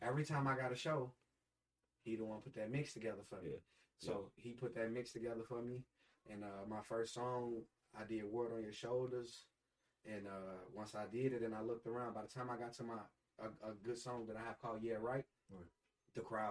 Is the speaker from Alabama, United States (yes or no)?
yes; Alabama, United States; I'm from Alabama